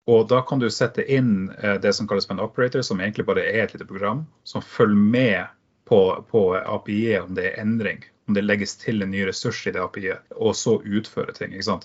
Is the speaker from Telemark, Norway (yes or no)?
no; Tromsø, Troms, Norway; accent: Tromsø dialect; now in Oslo, Norway; jeg kommer originalt fra Tromsø, så det er derfor jeg har den flotte dialekten